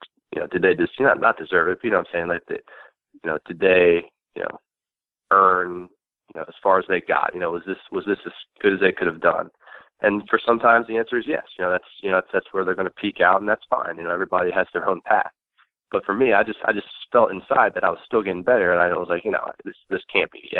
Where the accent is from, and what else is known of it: Baltimore, Maryland, United States; born or raised there